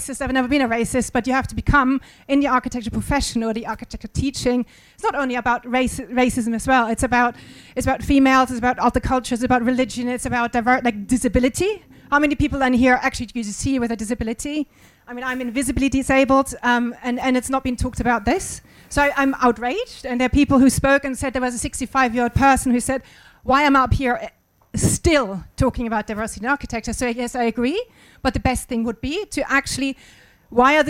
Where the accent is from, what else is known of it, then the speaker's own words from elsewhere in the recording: Germany; moved away; I'm white, I'm from German